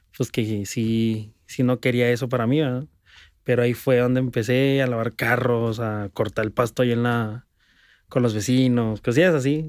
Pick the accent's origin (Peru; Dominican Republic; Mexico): Mexico; Ciudad Juárez, Chihuahua; yo soy de Juárez